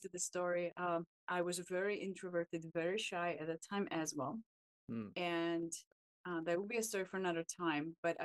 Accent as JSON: {"language": "English", "country": "Czechia", "tie": "born or raised there", "moved": "as an adult", "lives_now": "United States", "said": "I actually come from a small village in Czech Republic"}